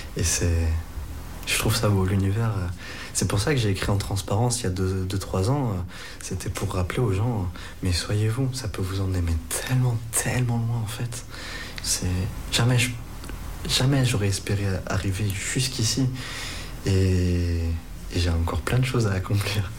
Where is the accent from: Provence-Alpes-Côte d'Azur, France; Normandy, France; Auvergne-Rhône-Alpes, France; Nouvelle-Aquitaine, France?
Auvergne-Rhône-Alpes, France; Lyon; je suis lyonnais